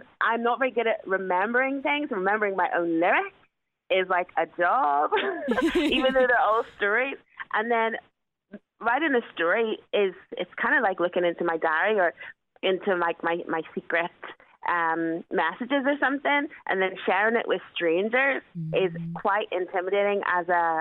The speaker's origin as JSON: {"language": "English", "town": "Belfast", "region": "Northern Ireland", "country": "United Kingdom", "tie": "born or raised there", "said": "I'm born and bred in Belfast"}